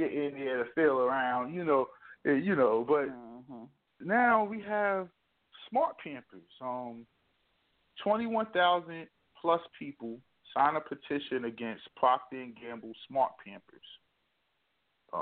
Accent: New Jersey, United States; moved away; I come from New Jersey

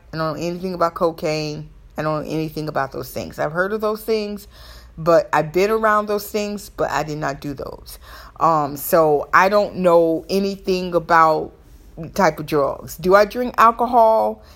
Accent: the South, Southern United States, United States; accent: Southern; excuse my Southern accent. I'm gonna be me, but that's my Southern accent.

